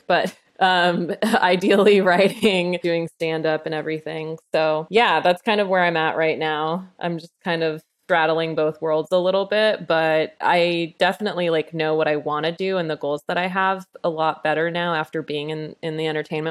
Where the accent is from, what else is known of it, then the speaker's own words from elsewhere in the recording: Utah, United States; also born or lived in Texas; now in California, United States; I grew up in Utah.